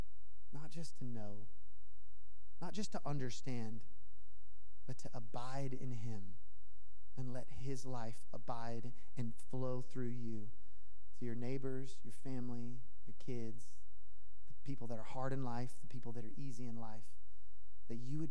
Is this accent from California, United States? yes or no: no; Tennessee, United States; now in Los Angeles, United States; I'm from Tennessee. I might have even said y'all, so dead giveaway. But I'm from Tennessee, and I say hello to people, but LA doesn't really